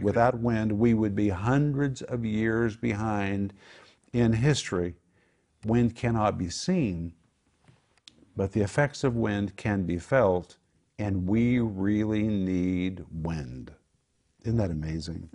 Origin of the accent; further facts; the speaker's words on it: Oklahoma, United States; moved away; I grew up in Oklahoma